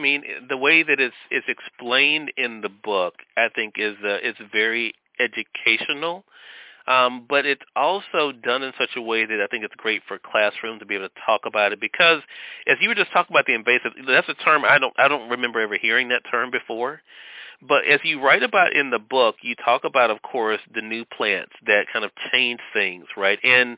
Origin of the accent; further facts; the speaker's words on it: Mississippi, United States; Serena, you have a connection, too, to my home state of Mississippi, where we're still on the radio dial as well.